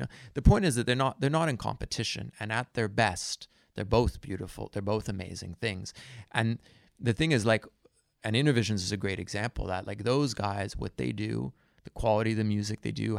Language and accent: English; India; also born or lived in Goa; It could, yeah, I grew up in India, you know. I spent a lot of time in Goa.